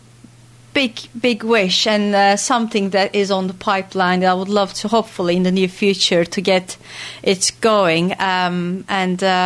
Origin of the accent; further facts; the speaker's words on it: Turkey; moved away as an adult; also born or lived in Austin, Texas, United States; I was born and bred in Turkey. I lived there for 30 years